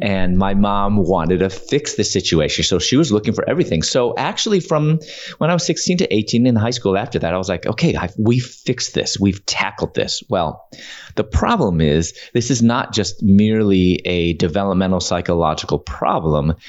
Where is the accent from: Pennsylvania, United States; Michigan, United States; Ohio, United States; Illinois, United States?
Illinois, United States; Chicago; moved away as an adult; also born or lived in Louisville, Kentucky / Atlanta; I'm originally from Chicago, and I was living in Louisville, Kentucky at that time